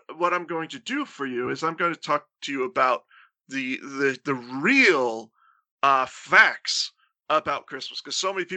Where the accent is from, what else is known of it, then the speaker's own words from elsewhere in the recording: Florida, United States; I grew up in Florida in the 90s